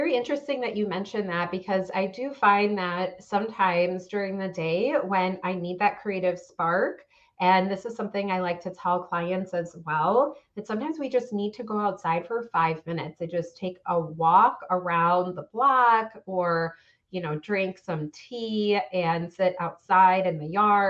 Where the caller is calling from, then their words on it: Chicago, Illinois, United States; I'm in the northern suburbs of Chicago.